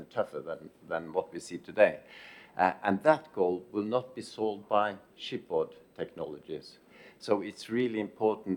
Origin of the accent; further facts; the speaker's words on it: Norway; in Norway, my home country